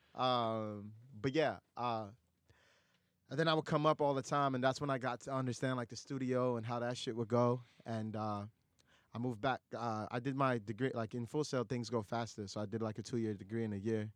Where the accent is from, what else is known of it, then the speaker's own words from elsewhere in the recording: New York City, New York, United States; also born or lived in Dhaka, Bangladesh; I moved to, you know, lower income apartments in Astoria. Six people, one bedroom